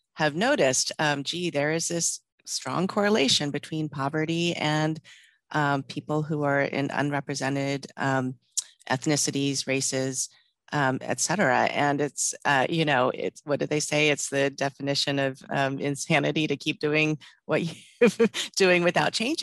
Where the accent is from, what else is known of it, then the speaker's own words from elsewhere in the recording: Texas, United States; also born or lived in Maryland; now in Seattle, United States; born in Maryland, raised in Texas, lived on both coasts, and now in Seattle.